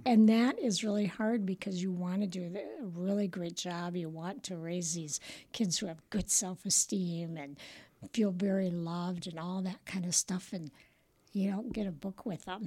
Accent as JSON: {"language": "English", "town": "Rochelle", "region": "Illinois", "country": "United States", "tie": "born or raised there", "moved": "yes", "lives_now": "Roscoe, United States", "said": "I was born and raised in Rochelle"}